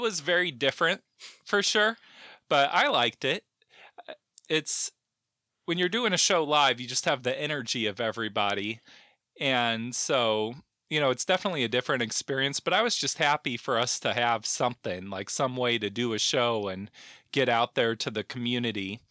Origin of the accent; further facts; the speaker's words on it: South Bend, Indiana, United States; moved away as an adult; also born or lived in St. Louis, Missouri / Costa Mesa, California; now in Olympia, United States; I'm from Southman, Indiana. And I've kind of, you know, I was there till I was eighteen